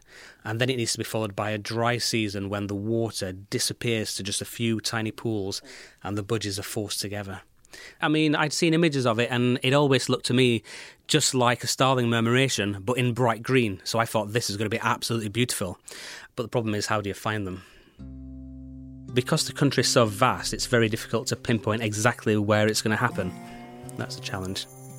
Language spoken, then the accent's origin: English; United Kingdom; Being a Brit, when I'm over there, it feels like I am in another world.